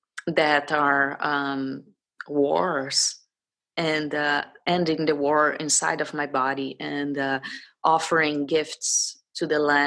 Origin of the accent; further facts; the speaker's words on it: Brazil; I am Brazilian, but my father's from Poland, so I'm also from Polish ancestry.